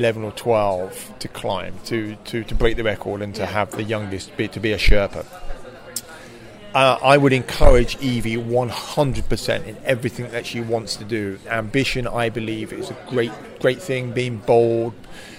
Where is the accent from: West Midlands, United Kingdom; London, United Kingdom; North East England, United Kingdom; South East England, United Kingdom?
South East England, United Kingdom; Slough; I grew up just outside Slough